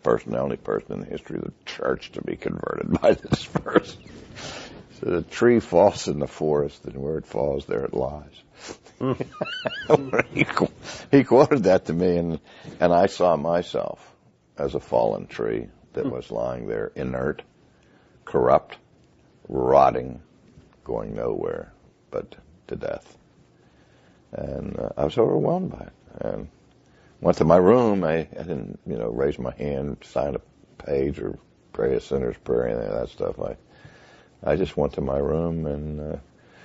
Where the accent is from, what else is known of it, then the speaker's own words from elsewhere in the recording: Pittsburgh, Pennsylvania, United States; also born or lived in Philadelphia / New England; I'm from Pittsburgh, Pennsylvania, the city of champions